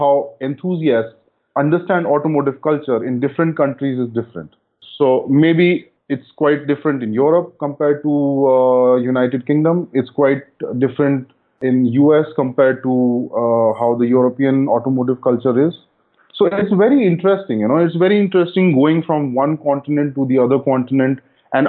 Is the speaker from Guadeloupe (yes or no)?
no; India